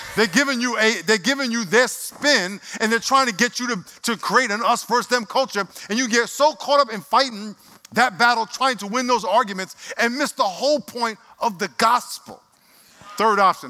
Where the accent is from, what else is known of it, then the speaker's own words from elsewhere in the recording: Nassau County, New York, United States; now in San Diego, United States; I lived in Nassau County